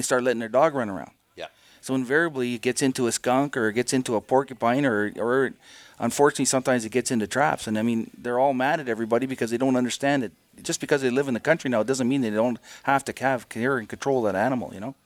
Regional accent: Timmins, Ontario, Canada; moved away; That Timmins is my hometown

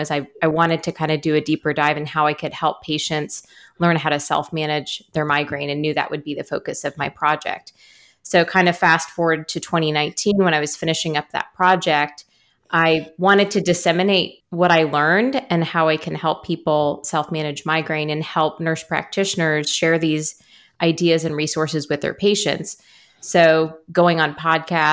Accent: Kansas City, United States; also born or lived in Decorah, Iowa; I was raised mostly in the Kansas City area and went away for college.

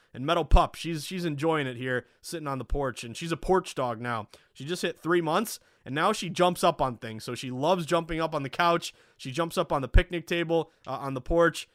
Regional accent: Boston, Massachusetts, United States; also born or lived in Vermont; Boston. I graduated from the University of Vermont in two thousand nine. Uh, you know, stayed at home for six months

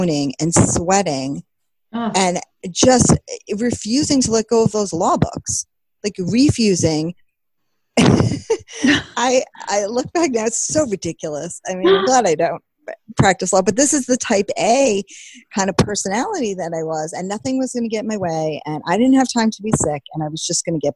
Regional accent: Long Island, New York, United States; now in New England, United States; I'm from Long Island

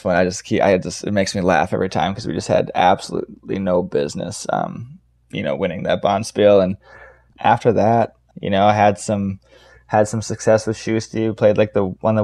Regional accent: Duluth, Minnesota, United States; I'm born and raised in Duluth, Minnesota, kind of hockey town.

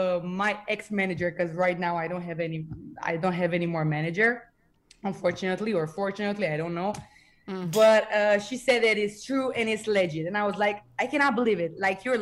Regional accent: Bucharest, Romania; English is a second language; I'm 22 years old. I'm from Romania, Bucharest, and I'm a singer.

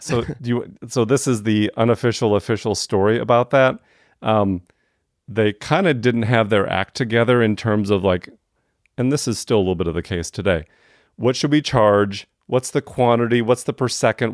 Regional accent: Wisconsin, United States; now in Atlanta, United States; I was a white kid growing up in Wisconsin

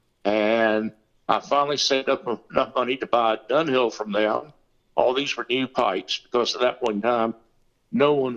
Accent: Lancaster, South Carolina, United States; I was born and raised in a little town called Lancaster, South Carolina, about 30 miles south of Charlotte.

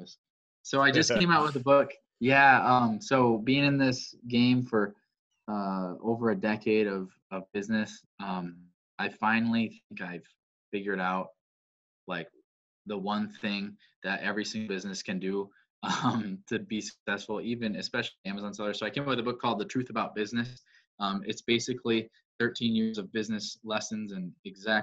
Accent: Wisconsin, United States; I'm a farmer from Wisconsin

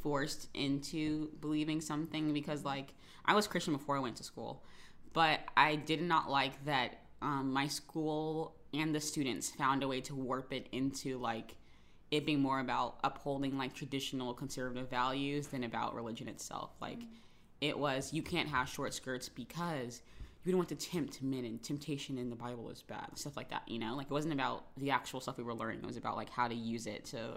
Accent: Jacksonville, Florida, United States; in my hometown, I guess a lot of people did go to private schools

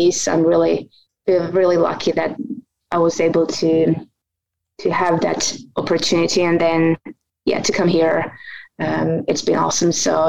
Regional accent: Finland; moved away as an adult; also born or lived in Australia; now in Canada; I'm originally from Finland, and I did my master's in exercise physiology at the University of Jyväskylä in Finland.

